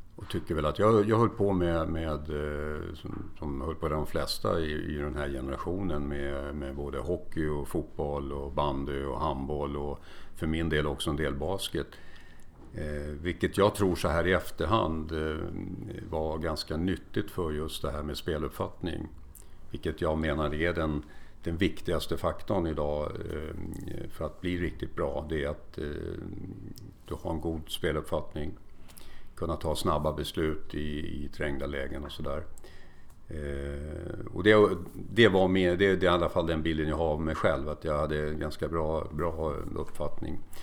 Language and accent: Swedish; Stockholm, Stockholm County, Sweden; moved away as an adult; also born or lived in Kalmar; now in Mariefred, Sweden; Jag är född i Kalmar men uppväxt och, och har bott hela mitt liv i Stockholm